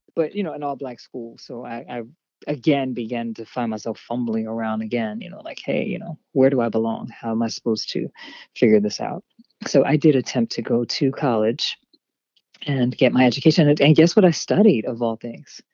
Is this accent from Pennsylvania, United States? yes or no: yes; Harrisburg, Pennsylvania, United States; also born or lived in Hershey, Pennsylvania; I am from Harrisburg, Pennsylvania